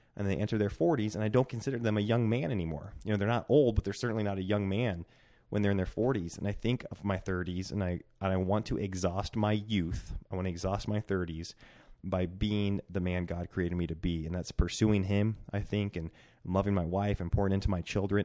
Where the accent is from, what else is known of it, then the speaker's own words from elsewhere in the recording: Centralia, Washington, United States; also born or lived in Bend, Oregon; now in Coeur d'Alene, United States; And then we moved to my hometown in Centralia, Washington, and we were there 'cause it was my family's town.